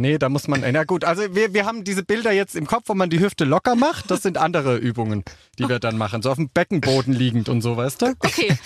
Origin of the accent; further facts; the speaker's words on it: Switzerland; ich komme aus der Schweiz